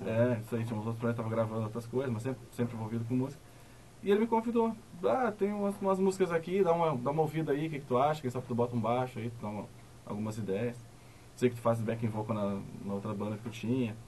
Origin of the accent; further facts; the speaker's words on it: Novo Hamburgo, Rio Grande do Sul, Brazil; Os quatro integrantes da banda, nós nascemos em Novo Hamburgo